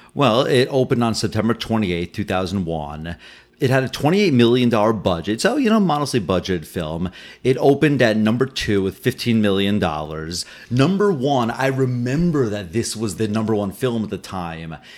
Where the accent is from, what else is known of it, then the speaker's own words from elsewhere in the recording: New York City, New York, United States; as a New Yorker